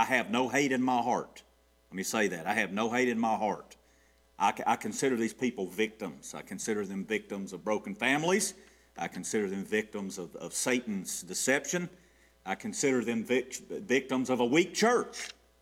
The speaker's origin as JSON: {"language": "English", "town": "Gainesville", "region": "Georgia", "country": "United States", "tie": "born or raised there", "said": "I grew up in the Queen City"}